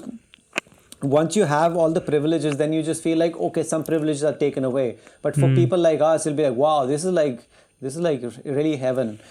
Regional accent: India; we are Indian

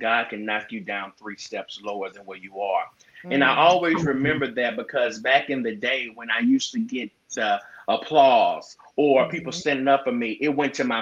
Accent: Gulfport, Mississippi, United States; I'm from Gulfport, Mississippi.

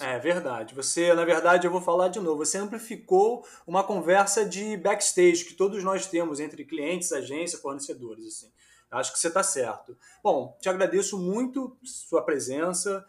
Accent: Rio de Janeiro, Brazil; also born or lived in São Paulo; eu sou carioca, mas ganho dinheiro em São Paulo

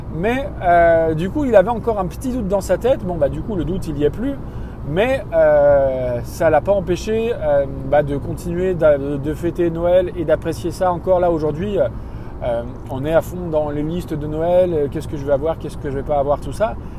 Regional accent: France; je suis issu d'une famille de Français moyens

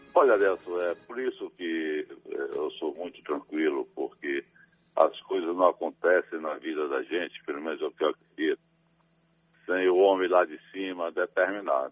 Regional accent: Salvador, Bahia, Brazil; also born or lived in Campo Formoso, Bahia; minha terra, onde eu nasci. Claro que desde a infância eu já resido em Salvador

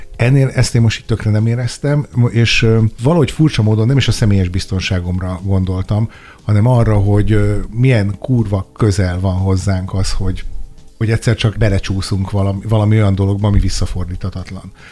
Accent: Sopron, Győr-Moson-Sopron, Hungary; én Soproni vagyok

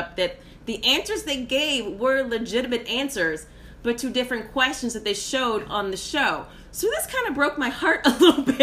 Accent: Louisiana, United States; I'm from Louisiana

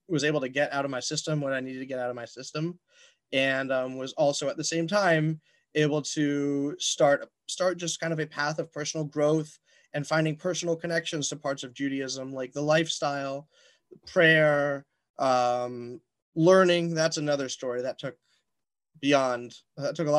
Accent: Atlanta, Georgia, United States; I grew up in Atlanta, Georgia.

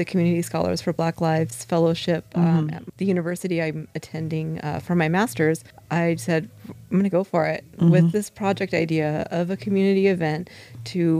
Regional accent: Ventura County, California, United States; I am from Ventura County. We've been here since I was four, and I went through the juvenile and foster systems in the county

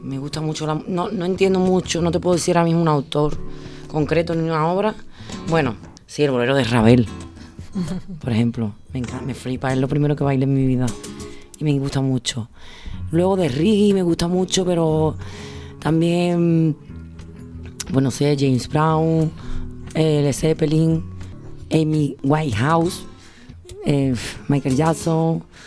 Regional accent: Sanlúcar de Barrameda, Andalusia, Spain; yo soy de San Lucas

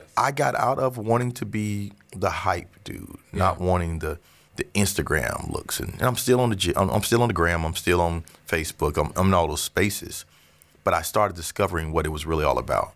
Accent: Orlando, Florida, United States; also born or lived in Avon Park, Florida; I'm from Avon Park, Florida, but I came here in third grade

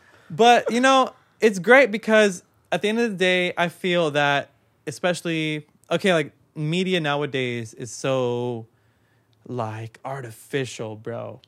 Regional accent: Long Beach, California, United States; I was born in Long Beach. Like, I'm, I've been here my whole life

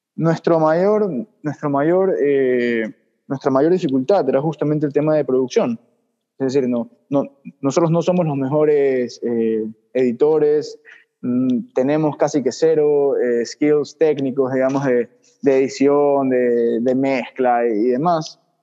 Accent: Ecuador; nosotros como ecuatorianos

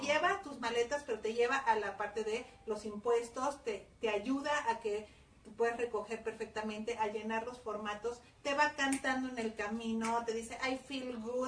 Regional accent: Mexico; los mexicanos decimos mande

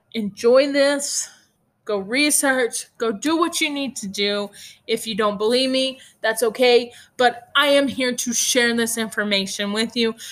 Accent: Hereford, Texas, United States; I am from Hereford, Texas, which is the beef capital of the world

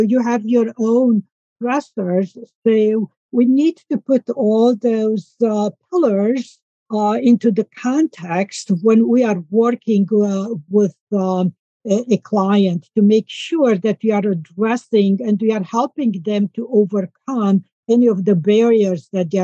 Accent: Romania; moved away; I'm from Romania, and I grew up on an organic farm.

